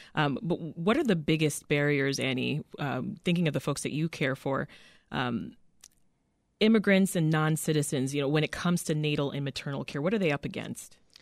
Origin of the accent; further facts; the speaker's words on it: Canada; moved away as an adult; now in United States; I was raised in Canada, ended up giving birth to my children in Canada